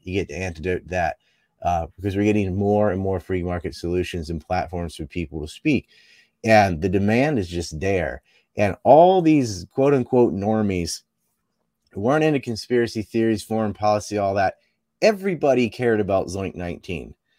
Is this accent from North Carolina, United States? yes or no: yes; Cape Hatteras, North Carolina, United States; I'm from Cape Hattersalem